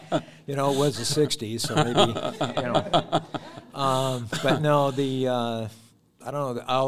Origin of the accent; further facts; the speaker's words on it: Parkland, Washington, United States; I was born and raised in Parkland, but I moved out for a while and then I came back.